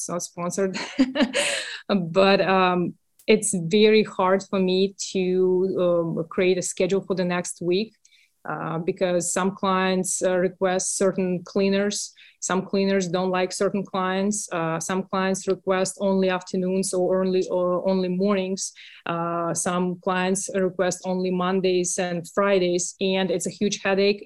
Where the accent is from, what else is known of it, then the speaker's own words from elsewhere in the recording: Russia; accent: Russian; English is a second language; moved away as an adult; now in United States; Russian. I grew up in Russia, next to the border with Finland.